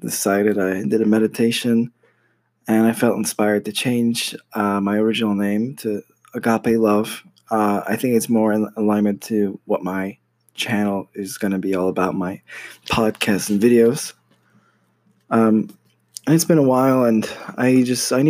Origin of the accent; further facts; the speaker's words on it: United States; moved away as an adult; now in Poland; I'm Polish American. My parents are Polish, but I was born and raised in the United States